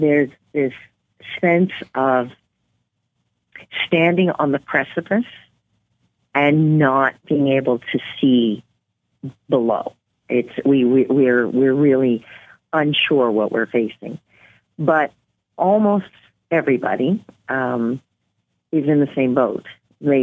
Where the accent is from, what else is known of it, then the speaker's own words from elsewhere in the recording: Nova Scotia, Canada; moved away as an adult; also born or lived in New Brunswick / Inuvik, Northwest Territories; now in Yellowknife, Canada; I'm originally from New Brunswick and grew up in Nova Scotia